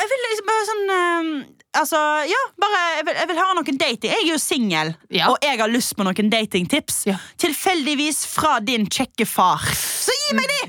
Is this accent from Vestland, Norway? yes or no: yes; Stord, Vestland, Norway; jeg er fra Stord og fyller til sommeren 42 år gammel